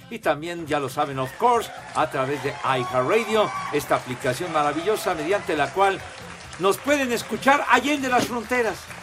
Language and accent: Spanish; Iztapalapa, Mexico City, Mexico; mi gente iztapalapense